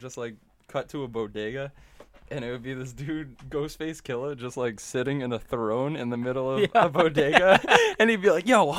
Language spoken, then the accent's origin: English; New York, United States; We're from New York